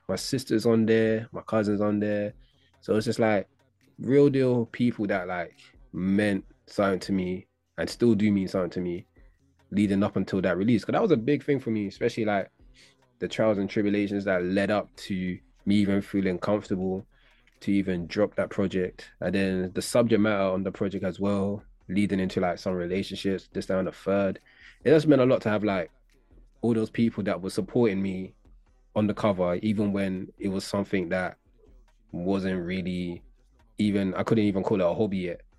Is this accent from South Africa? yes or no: no; London, United Kingdom; But from East, I was from Hackney